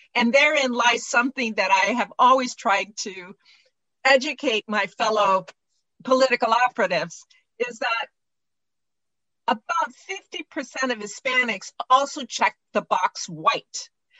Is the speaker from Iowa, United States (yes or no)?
no; Harlingen, Texas, United States; born there; Well, I was born down in Harlingen.